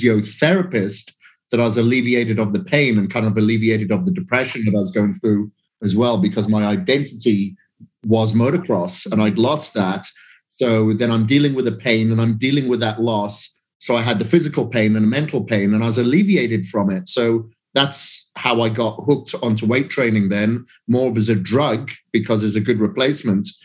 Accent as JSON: {"language": "English", "region": "Wales", "country": "United Kingdom", "said": "From Wales"}